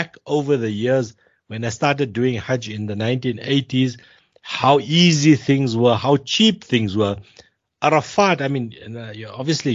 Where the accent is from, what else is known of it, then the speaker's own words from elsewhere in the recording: South Africa; the South Africans are treated as if we are Indian citizens